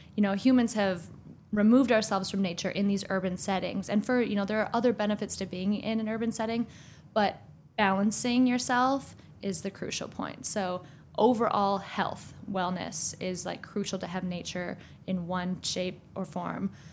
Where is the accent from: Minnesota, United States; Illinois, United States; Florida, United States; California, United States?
Minnesota, United States; moved away as an adult; now in Washington, D.C., United States; I moved here from Minnesota, also from a small town